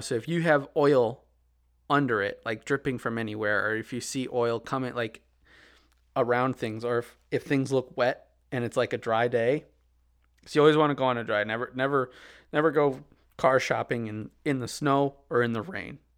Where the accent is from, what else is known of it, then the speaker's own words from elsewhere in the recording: Midwest, United States; we're from the Midwest